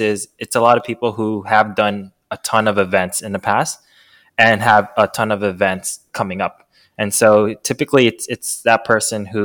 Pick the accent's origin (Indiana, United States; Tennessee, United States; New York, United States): New York, United States; I'm born and raised in New York